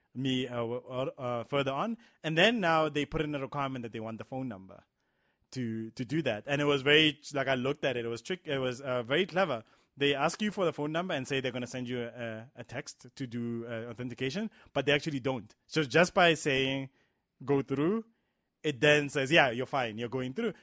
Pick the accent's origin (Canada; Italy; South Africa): South Africa; as a South African